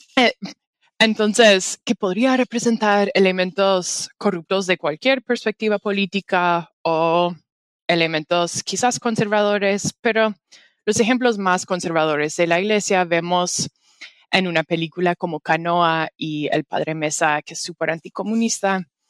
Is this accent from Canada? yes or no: yes; Canada; Spanish is a second language; yo soy canadiense, no soy mexicana